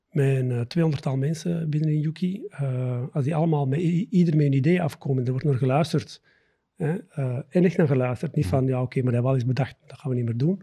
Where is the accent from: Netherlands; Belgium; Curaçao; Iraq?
Belgium; the Campine, Flanders; moved away as an adult; also born or lived in Antwerp area; now in near Antwerp, Belgium; ik ehm, ben geboren en getogen in de Kempen